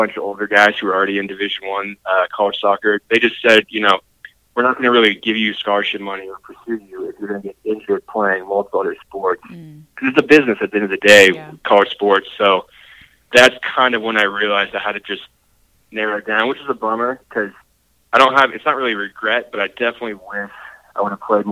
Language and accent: English; Kansas City, United States; I was born and raised here in Kansas City